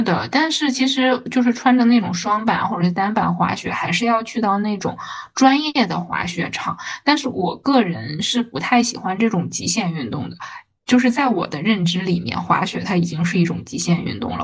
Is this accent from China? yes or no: yes; Northeast China, China; moved away as an adult; now in Shanghai, China; 我其实是一个东北人